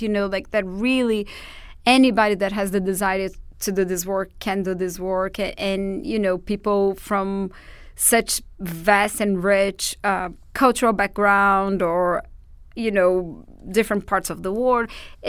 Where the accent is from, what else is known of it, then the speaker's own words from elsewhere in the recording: Portugal; accent: Portuguese; English is a second language; like to work with doulas or with me particularly is not necessarily because they fell in love with my Portuguese accent.